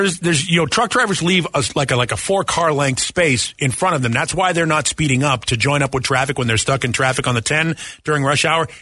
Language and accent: English; New England, United States; moved away; I grew up in New England